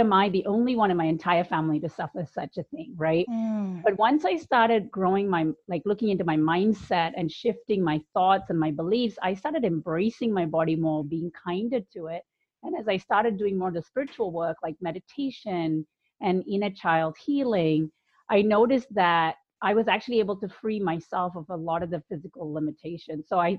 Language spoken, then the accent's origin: English; India; also born or lived in United Kingdom; now in United States; So I grew up in India, the UK, and I've lived in the US for the longest period of my life. And I was a good Indian girl, very conservative family.